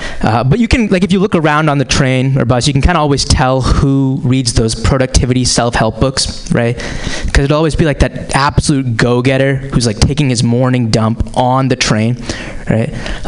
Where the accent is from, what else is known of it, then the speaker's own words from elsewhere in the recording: Boston, Massachusetts, United States; But I am from the Boston area originally.